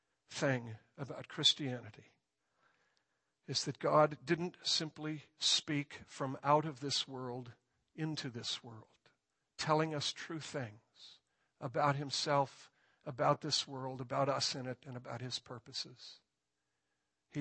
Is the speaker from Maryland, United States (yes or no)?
no; near Chicago, Illinois, United States; I grew up near Chicago